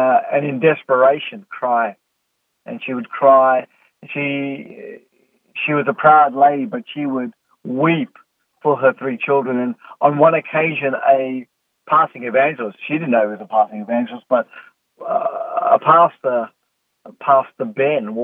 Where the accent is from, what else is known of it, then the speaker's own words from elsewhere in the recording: South Africa; growing up in South Africa